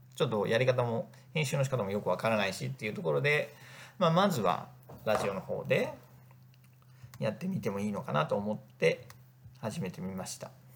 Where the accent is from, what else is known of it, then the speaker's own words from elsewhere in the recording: Northern Kanto, Japan; also born or lived in Egypt; 生まれも育ちも北関東で、まあ、田舎の人間